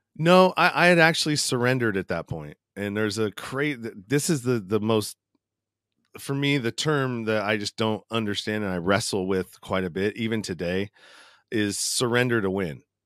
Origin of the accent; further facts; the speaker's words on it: East Bay, Northern California, United States; I grew up in a small suburb of, uh, Northern California in the East Bay, uh, close to San Francisco, probably thirty minutes outside of the city, uh, going east